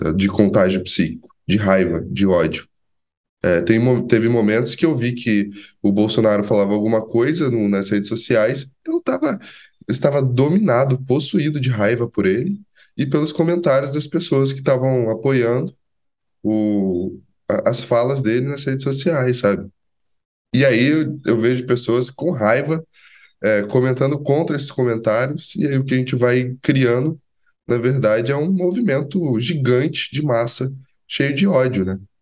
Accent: Resende, Rio de Janeiro, Brazil; Eu nasci em Resende

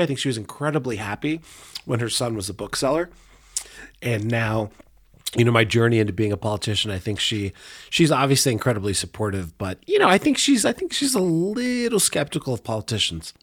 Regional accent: Denver, Colorado, United States; I grew up in Montclair. I always like to tell people right on the border of Montclair and Hilltop. Uh, I was born at Rose Hospital.

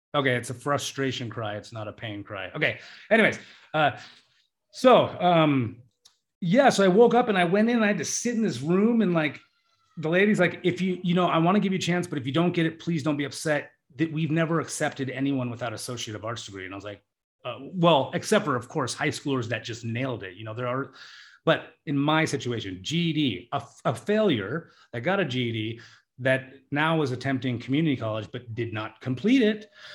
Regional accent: United States; We come from the United States

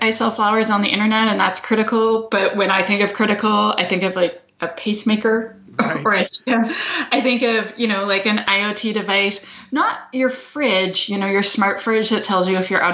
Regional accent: Canada; accent: Canadian; I'm Canadian. That is the accent you are hearing.

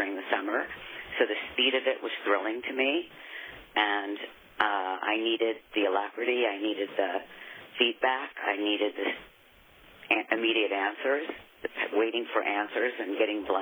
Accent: New York, United States; now in Texas, United States; I've lived in Texas for 20 years. I'm from New York

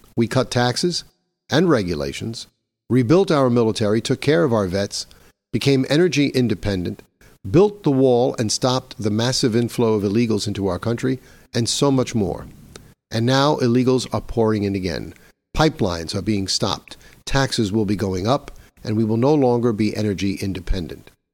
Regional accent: New York, United States; my home state of New York

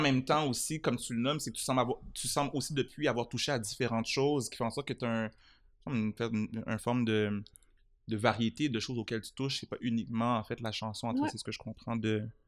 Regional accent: Montreal, Quebec, Canada; j'ai grandi à Montréal

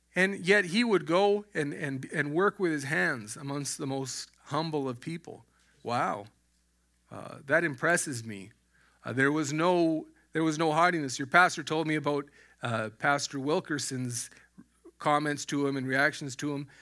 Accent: Alberta, Canada; moved away as an adult; I was born in, in Alberta. I was raised in Alberta

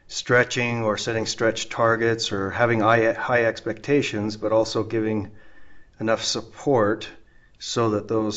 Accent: Edmonton, Alberta, Canada; we were both born in Edmonton, Alberta, Canada

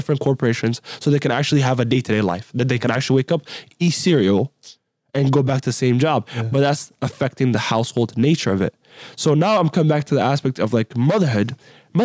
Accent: Somalia; now in United States; I'm from Somalia. I was actually born in Somalia, right? I'm not from here.

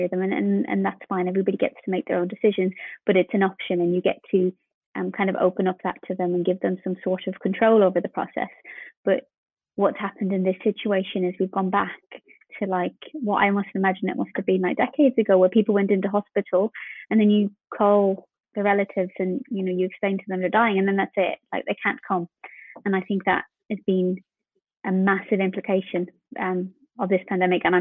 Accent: Ireland; being Irish

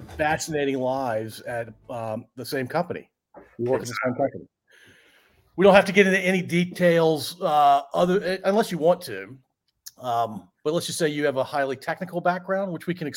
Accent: Central Virginia, United States; a guy from Central Virginia

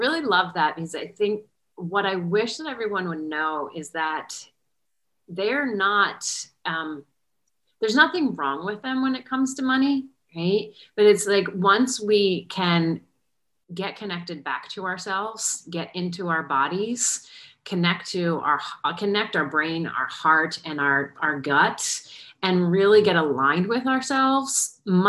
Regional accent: New Jersey, United States; now in Charlotte, United States; I am calling in from Charlotte, North Carolina, but I'm originally from Jersey

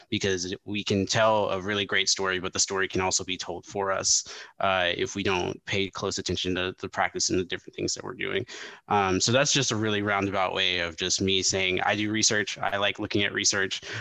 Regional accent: Memphis, Tennessee, United States; growing up in Memphis, Tennessee, and then coming from a variety of other places as well, um, and being just very well traveled because I come from a military family

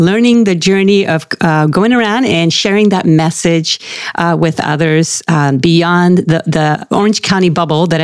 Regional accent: Puerto Rico; now in Irvine, United States; I was born and raised in Puerto Rico

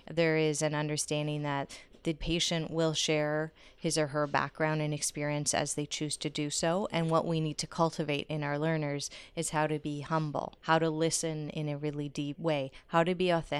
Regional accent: North Bay, Ontario, Canada; I'm from a community in Northern Ontario. I was born in Kirkland Lake and then North Bay, but my mom's community is a place called Killarney.

